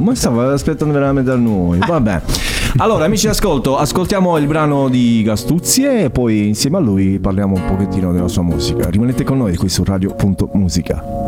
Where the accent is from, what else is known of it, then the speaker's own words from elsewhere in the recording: Altamura, Apulia, Italy; sono di Altamura